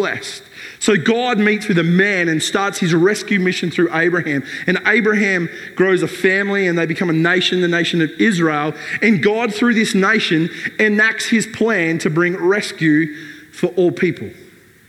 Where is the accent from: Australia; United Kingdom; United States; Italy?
Australia